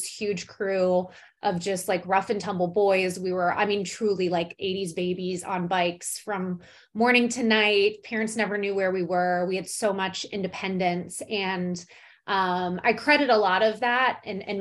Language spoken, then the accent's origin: English; Chicago, Illinois, United States; moved away; I grew up in Chi-Town